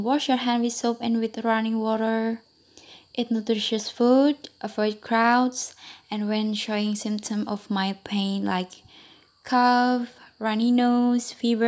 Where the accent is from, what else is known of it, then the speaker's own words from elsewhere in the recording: Kalibogor, Central Java, Indonesia; I'm from Kalibogor, Banyumas.